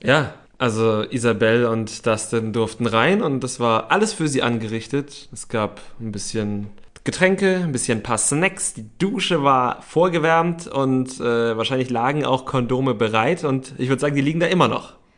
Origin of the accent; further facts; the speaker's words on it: Berlin, Germany; wir sind Berliner